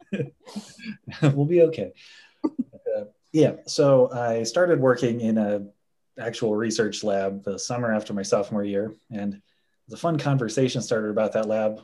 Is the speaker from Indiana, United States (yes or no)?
yes; Indianapolis, Indiana, United States; I'm from Indianapolis, it's in state, so the tuition was not bad.